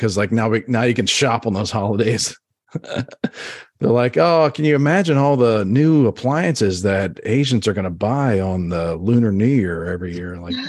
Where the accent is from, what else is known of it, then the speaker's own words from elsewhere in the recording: Baltimore, Maryland, United States; now in Texas, United States; I was like growing up in Baltimore. would have never imagined to be a Texan.